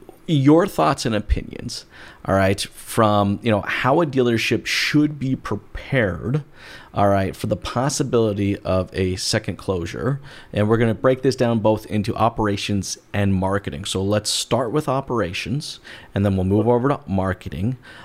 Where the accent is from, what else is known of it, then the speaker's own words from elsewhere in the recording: Albuquerque, New Mexico, United States; also born or lived in Boise, Idaho; Boise, Idaho. But I grew up all over the western part of the United States. Actually, if I had to call a home, I'd say Albuquerque, New Mexico, the Southwest.